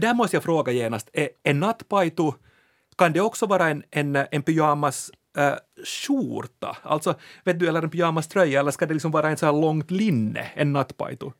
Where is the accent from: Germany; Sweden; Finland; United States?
Finland; vi finlandssvenskar